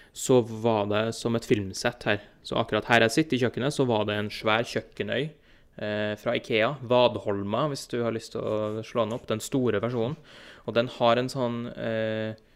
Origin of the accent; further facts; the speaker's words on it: Trondheim, Trøndelag, Norway; moved away as an adult; now in New Jersey, United States; flytta jeg fra Trondheim til eh, tilfelle du ikke har hørt på dialekten min at det er der, der er fra, til New Jersey og New York her i USA